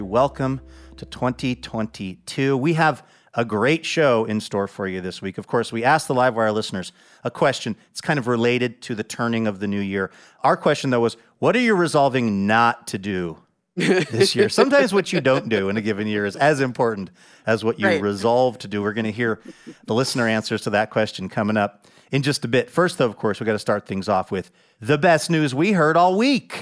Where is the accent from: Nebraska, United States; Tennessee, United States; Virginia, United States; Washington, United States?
Washington, United States; Seattle; my hometown of Seattle, Washington